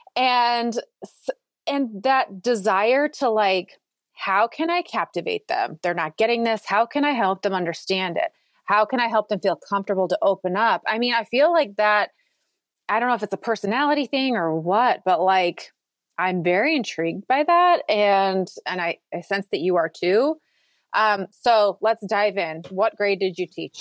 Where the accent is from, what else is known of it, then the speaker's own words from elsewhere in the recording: Minnesota, United States; now in Texas, United States; I grew up in Minnesota